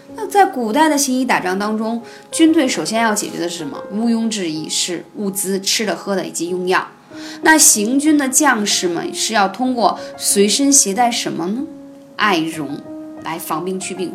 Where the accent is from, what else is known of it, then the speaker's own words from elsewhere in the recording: China; 我们中国人